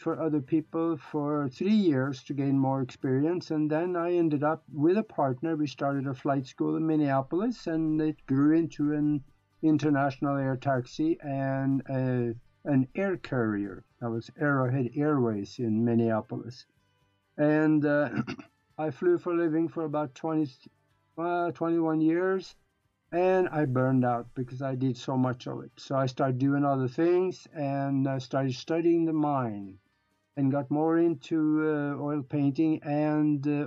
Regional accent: Norway; first language Norwegian; English is a second language; moved away as an adult; now in United States; I was born and raised in Europe, in Northern Europe, up in Norway. And I grew up on a farm

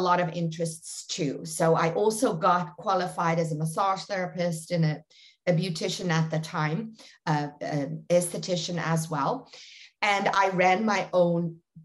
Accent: South Africa; I born and raised in very small industrial town in South Africa, about 80 kilometers south of Johannesburg

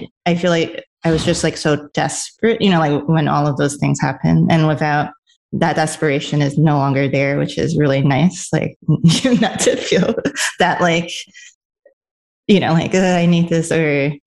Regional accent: New York City, New York, United States; also born or lived in Los Angeles; I'm a New Yorker

